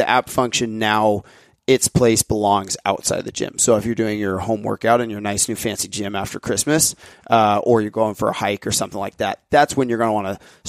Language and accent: English; United States; We're American